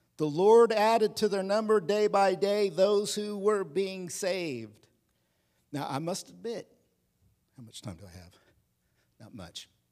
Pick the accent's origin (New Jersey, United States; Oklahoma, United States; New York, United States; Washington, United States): Oklahoma, United States; I'm from Oklahoma, so I wore belt buckles that said, "God, guns, and guts made America free."